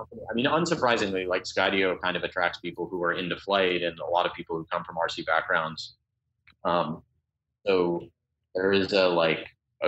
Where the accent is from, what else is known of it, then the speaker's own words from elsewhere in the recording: Colorado, United States; moved away; I'm originally from Colorado